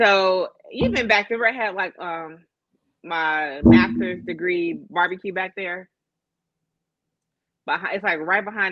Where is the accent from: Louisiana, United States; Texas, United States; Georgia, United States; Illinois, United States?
Illinois, United States; Chicago; as a native Hyde Parker, I was happy because growing up in Hyde Park, we didn't have festivals and shit